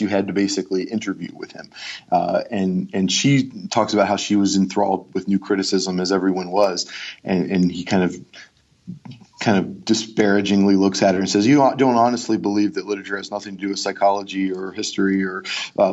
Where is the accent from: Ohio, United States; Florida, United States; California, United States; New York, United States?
Ohio, United States; Cleveland; also born or lived in Georgia; now in Pennsylvania, United States; I'm from Cleveland